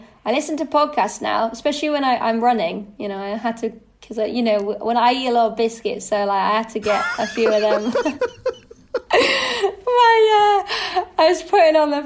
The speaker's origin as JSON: {"language": "English", "country": "United Kingdom", "said": "being a Brit"}